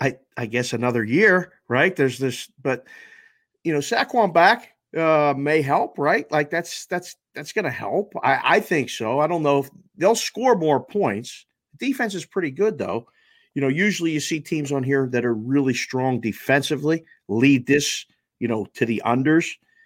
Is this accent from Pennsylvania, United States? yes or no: yes; Pittsburgh, Pennsylvania, United States; I'm born and raised in Pittsburgh. I grew up in the days of the Steel Curtain, lived next door to Jack Ham for a few years.